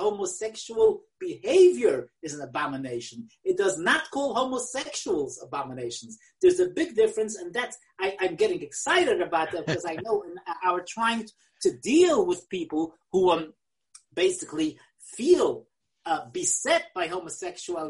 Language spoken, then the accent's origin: English; New York City, New York, United States; English is a second language; I learned English in the Kleisenberg Cheder in Willisburg